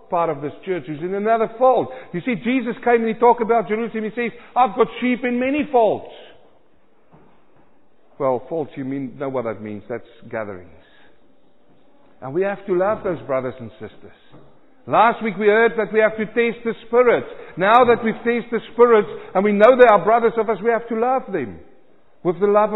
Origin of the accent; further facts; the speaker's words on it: South Africa; moved away; I was born in South Africa